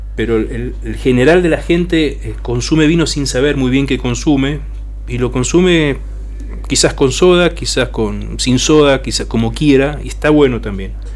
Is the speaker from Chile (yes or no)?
no; Argentina; como argentinos hemos hecho